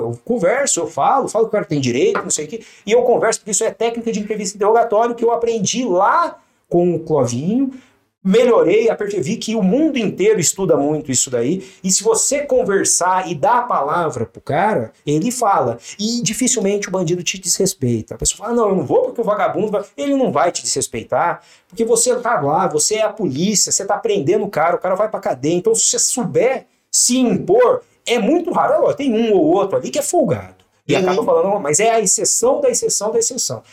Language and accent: Portuguese; São José dos Campos, São Paulo, Brazil; also born or lived in Cosmópolis; Eu nasci em Cosmópolis, mas vim é, perto de Campinas, vim para cá, para São José, com 5, 6 anos de idade.